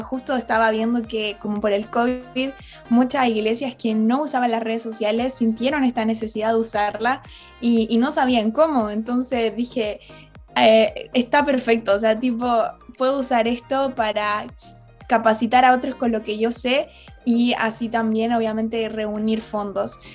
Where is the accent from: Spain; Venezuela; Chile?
Chile; moved away as an adult; now in Redding, United States; nací en Chile, eh, esa es mi nacionalidad